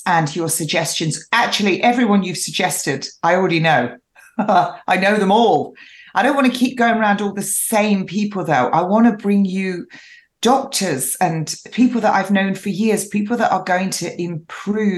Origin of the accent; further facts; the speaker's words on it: England, United Kingdom; I'm an English rose